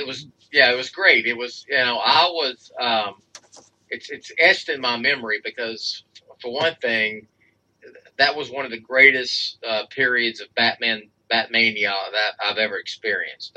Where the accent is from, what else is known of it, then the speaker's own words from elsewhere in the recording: Texas, United States; I am from Texas